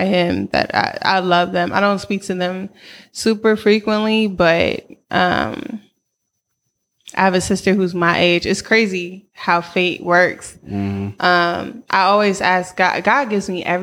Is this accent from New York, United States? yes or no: yes; White Plains, New York, United States; moved away as an adult; also born or lived in Washington, D.C.; now in Oakland, United States; I am from White Plains. Mm. And then I spent at 18, I moved to DC for school.